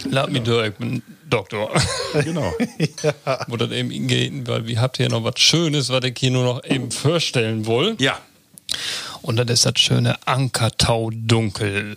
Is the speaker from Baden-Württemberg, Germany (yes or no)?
no; Börger, Lower Saxony, Germany; moved away; in Borger, in meiner Heimat